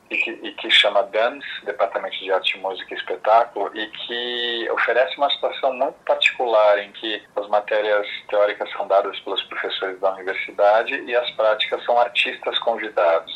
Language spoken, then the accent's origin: Portuguese; Brazil; also born or lived in Italy; Eu sou, eu sou brasileiro, mas filho de um imigrante italiano